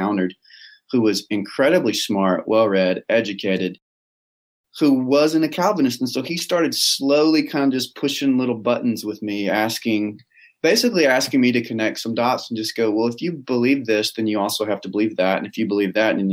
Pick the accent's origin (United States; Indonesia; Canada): United States; Texas; Texas boy, through and through, down to my bones, I'm a Texas boy